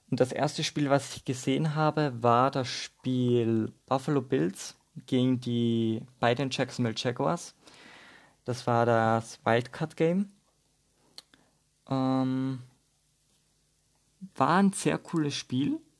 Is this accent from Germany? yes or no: no; Austria; accent: Austrian; Vielleicht merkt man es ein bisschen an meinem Dialekt, dass ich aus Österreich komme. Ich versuche so gut wie möglich Hochdeutsch zu reden.